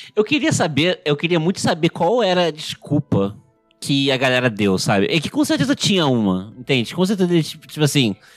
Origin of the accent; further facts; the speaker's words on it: Rio de Janeiro, Brazil; Eu sou do Rio